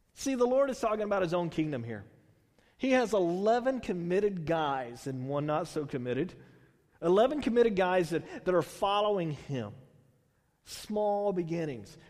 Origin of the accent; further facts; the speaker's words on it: Houston, Texas, United States; also born or lived in Bay Area, California; now in Tulare, United States; I grew up in Houston. I, you know, then we moved to the Bay Area, and then coming out here